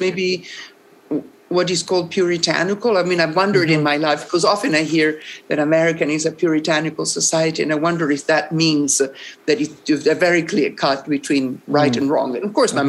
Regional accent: Rome, Lazio, Italy; English is a second language; I'm from Rome

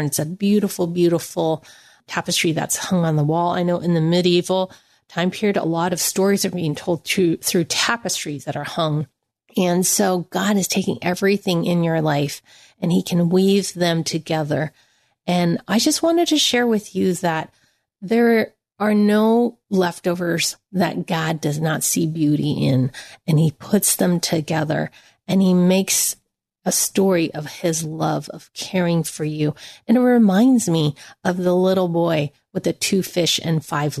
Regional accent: United States; I am Chinese American

